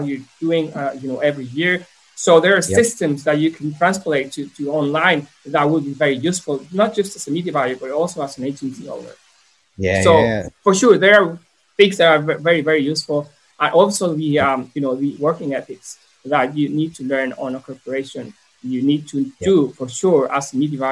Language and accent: English; Mexico; also born or lived in Brisbane, Australia; I'm from Mexico. I came back to Mexico.